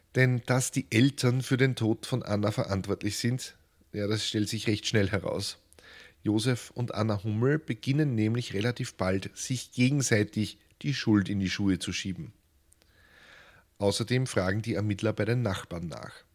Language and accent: German; Lower Austria, Austria; einem ungebildeten Barbaren aus Niederösterreich